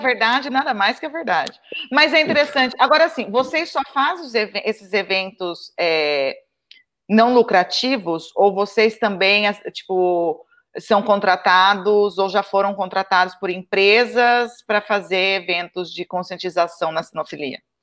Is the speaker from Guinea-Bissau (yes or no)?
no; interior of São Paulo state, Brazil; accent: caipira; eu sou paulista do interior, caipira mesmo